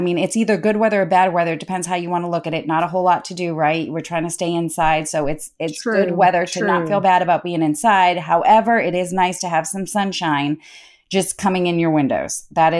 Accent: Boston, Massachusetts, United States; moved away; We grew up in Boston

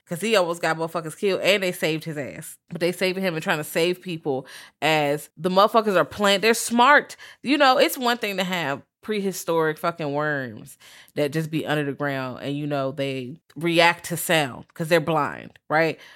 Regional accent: Virginia, United States; I'm from Virginia

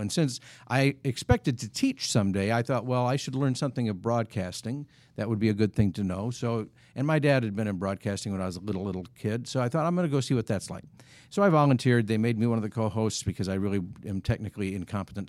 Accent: Wisconsin, United States; moved away as an adult; now in Kansas City, United States; I grew up in Wisconsin

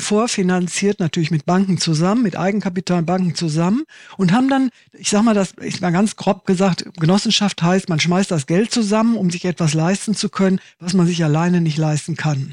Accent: Waltrop, North Rhine-Westphalia, Germany; moved away as an adult; also born or lived in Italy; now in Düsseldorf, Germany; bin aus dem Ort, in dem ich groß geworden bin, das heißt Waltrop. Das ist ein Kaff in der Nähe von Dortmund

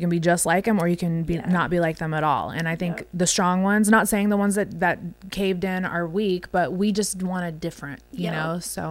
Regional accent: West Coast, United States; I'm from the West Coast

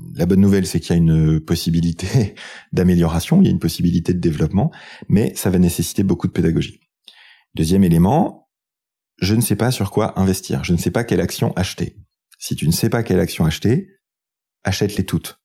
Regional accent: France; quand on est français

